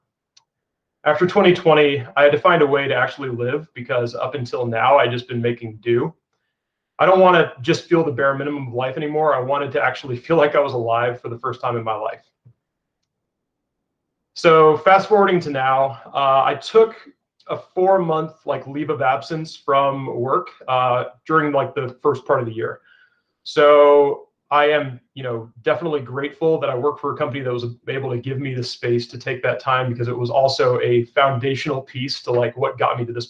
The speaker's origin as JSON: {"language": "English", "town": "Waynesville", "region": "North Carolina", "country": "United States", "tie": "born or raised there", "also_born_or_lived": "St. Petersburg, Florida", "moved": "as an adult", "lives_now": "Denver, United States", "said": "I was born in St. Petersburg, Florida, but moved to Waynesville, North Carolina shortly after I was born and ultimately grew up there"}